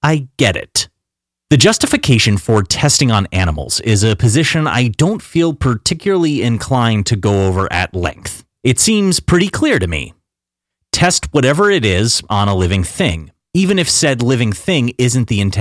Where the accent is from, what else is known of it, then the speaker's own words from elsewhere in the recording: United States; a middle-class American kid growing up in the late 80s and early 90s